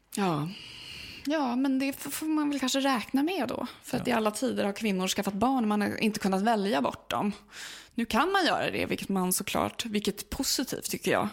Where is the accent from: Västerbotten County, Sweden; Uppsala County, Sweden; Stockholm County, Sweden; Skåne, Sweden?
Uppsala County, Sweden; Uppsala; det är min hemstad